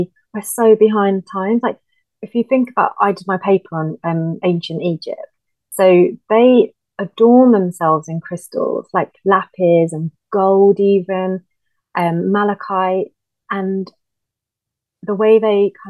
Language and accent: English; India; moved away; growing up in India, like with Indian families, like my uncles